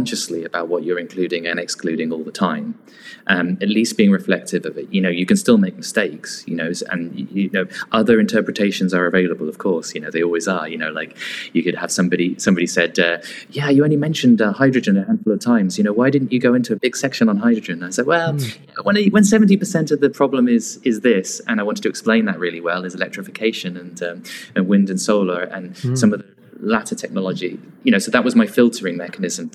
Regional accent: near Northampton, middle of England, East Midlands, United Kingdom; I was in grew up in the middle of England, so near Northampton

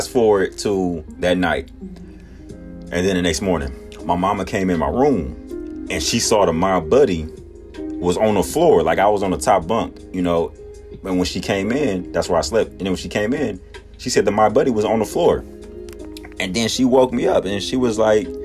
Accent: Texas, United States; also born or lived in Milwaukee, Wisconsin; me and my sister was born and raised in Milwaukee. Wisconsin. My sister's 3 years older than me, but we started school. My mom and my dad got married. They moved down to Texas, and we started school down here.

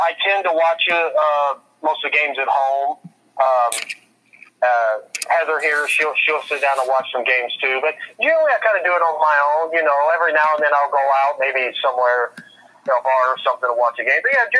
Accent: Indiana, United States; moved away as an adult; now in Portland, United States; I grew up in Indiana.

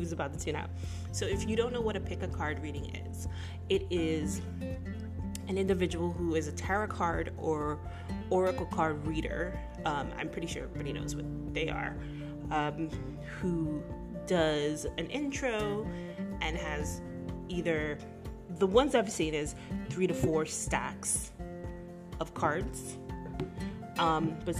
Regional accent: United States; as an American

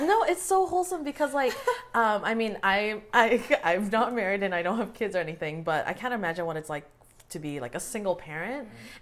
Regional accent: Canada; parents are born in Asia. I was born here.

